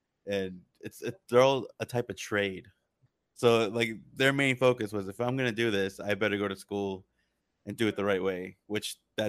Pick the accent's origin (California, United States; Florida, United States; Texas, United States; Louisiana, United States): California, United States; I was born and raised here in Southern California, but my parents were from Iran.